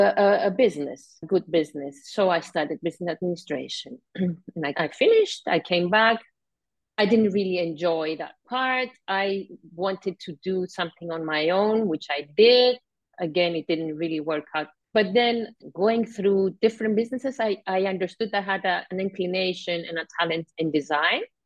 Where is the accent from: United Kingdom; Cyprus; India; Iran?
Cyprus; I was born and live in Cyprus all my life.